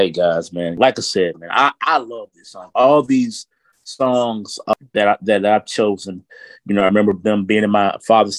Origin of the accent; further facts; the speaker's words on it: the South, United States; I grew up here in the South where a lot of blues was played.